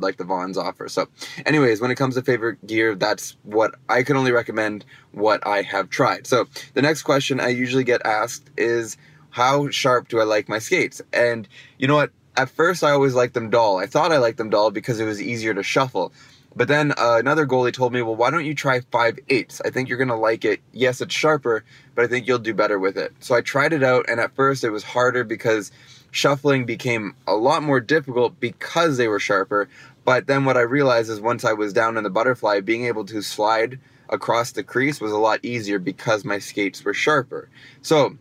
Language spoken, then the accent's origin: English; Toronto, Ontario, Canada; I'm from Toronto